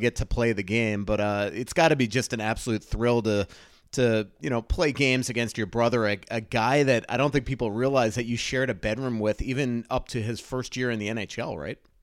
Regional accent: Boca Raton, Florida, United States; Boca Raton, Florida, my hometown

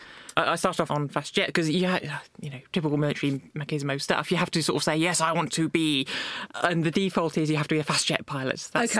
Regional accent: Somerset, South West England, United Kingdom; I was born, grew up in Somerset.

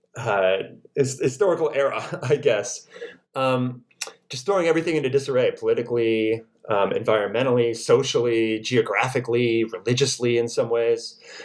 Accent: Iowa, United States; moved away as an adult; also born or lived in Oklahoma; I grew up in Iowa.

